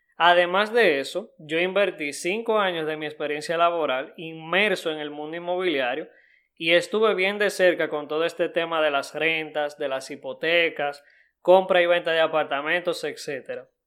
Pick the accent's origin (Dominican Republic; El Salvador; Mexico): Dominican Republic; en mi país Punta Cana